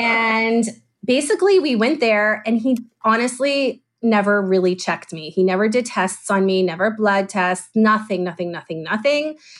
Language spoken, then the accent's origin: English; Atlanta, Georgia, United States; moved away as an adult; also born or lived in Israel; I was born and raised in Atlanta, Georgia